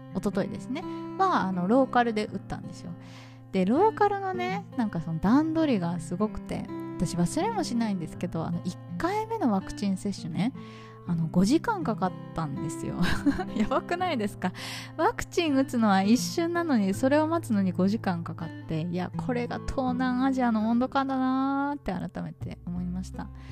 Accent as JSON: {"language": "Japanese", "country": "Japan", "moved": "yes", "lives_now": "Vietnam", "said": "私が日本人"}